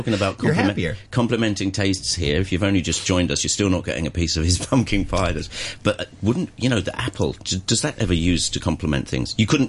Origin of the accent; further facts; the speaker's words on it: England, United Kingdom; now in Hong Kong; me, being English